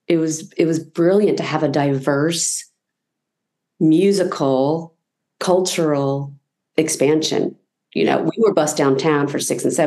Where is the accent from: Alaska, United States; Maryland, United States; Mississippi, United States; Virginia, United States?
Virginia, United States; Newport News; growing up in the South. Let's have a healthy mix of people to learn from and to share with, and Newport News was cool that way.